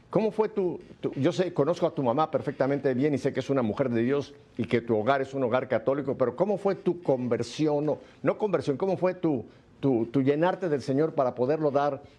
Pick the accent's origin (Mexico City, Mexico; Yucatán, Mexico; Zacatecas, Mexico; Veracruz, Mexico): Mexico City, Mexico; Yo soy chilango, igual que tú.